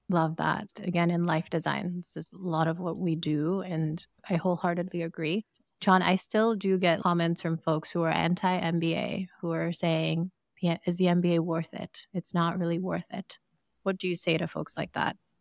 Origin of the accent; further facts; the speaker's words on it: Sierra Leone; moved away; I am from Sierra Leone